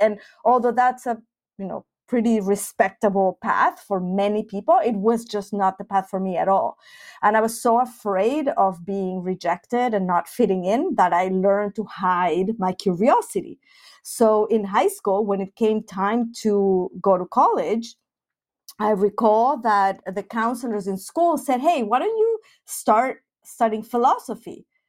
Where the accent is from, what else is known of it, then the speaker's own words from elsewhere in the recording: Mexico City, Mexico; now in Finland; I grew up in Mexico City, and I was part of the Jewish community